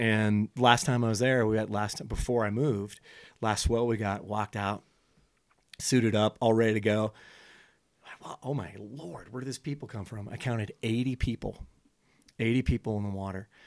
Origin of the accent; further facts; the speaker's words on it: California, United States; moved away as an adult; I went back to join a buddy's practice in where, uh, my hometown was